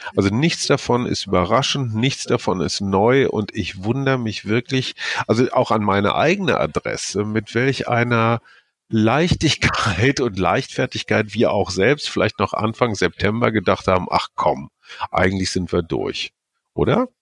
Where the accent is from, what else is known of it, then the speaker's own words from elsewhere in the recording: Germany; in mein Heimatland